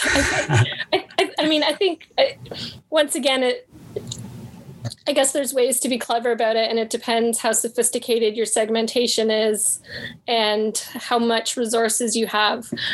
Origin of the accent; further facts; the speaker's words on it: Canada; I'm Canadian.